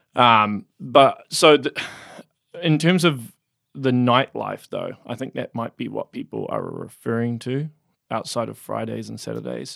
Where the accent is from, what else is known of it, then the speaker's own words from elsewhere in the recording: Auckland, New Zealand; moved away as an adult; now in Hamilton, New Zealand; I was raised in West Auckland